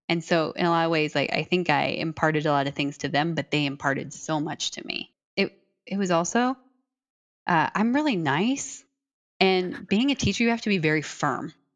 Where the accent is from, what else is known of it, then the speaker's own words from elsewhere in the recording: Iowa, United States; I'm originally from Iowa